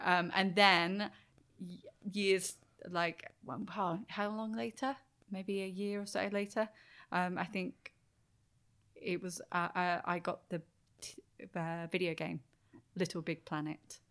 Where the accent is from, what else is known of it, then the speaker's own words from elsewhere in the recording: Brighton, South East England, United Kingdom; they're from Brighton and I'm from Brighton.